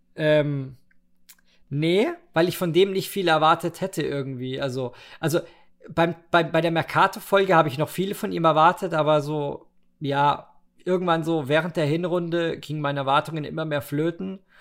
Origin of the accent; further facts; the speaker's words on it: Germany; ich eine deutsche Kartoffel bin